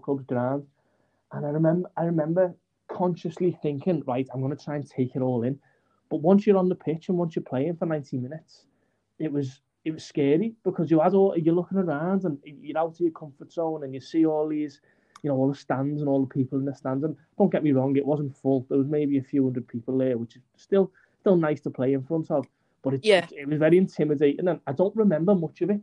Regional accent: Aintree, North West England, United Kingdom; I'm from Bazzacchi or Aintree. I'm on the border between the two

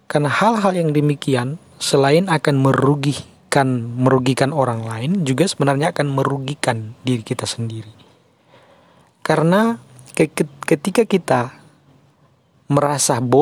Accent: North Sulawesi, Indonesia; tentu kita sebagai orang Mal Minahasa, orang Malesung, umat Malesung harus menghindari hal-hal seperti itu.

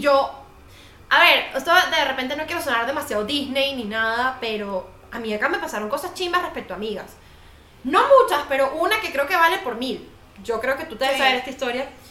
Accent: Venezuela; moved away as an adult; now in Colombia; como venezolanos

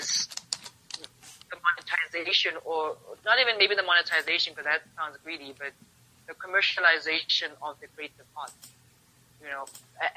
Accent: South Africa; as South Africans as a South African creative market

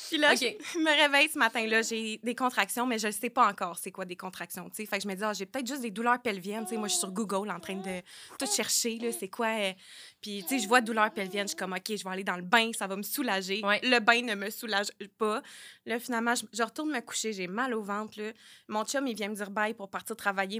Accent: Sherbrooke, Quebec, Canada; je viens de Sherbrooke

